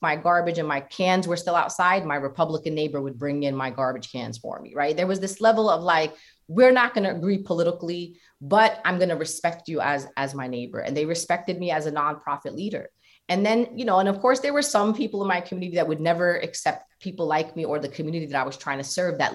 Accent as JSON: {"language": "English", "town": "New York City", "region": "New York", "country": "United States", "said": "And I'm from South Brooklyn"}